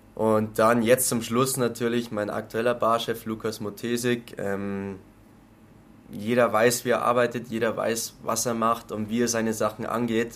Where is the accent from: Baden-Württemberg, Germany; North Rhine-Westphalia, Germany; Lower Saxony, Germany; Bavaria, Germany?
Bavaria, Germany; near Landshut, Lower; accent: Lower Bavarian; now in Munich, Germany; Ich komme aus der Nähe von Landshut, aus dem schönen Niederbayern. Was man manchmal in meinem Dialekt vielleicht auch durchblitzen hört.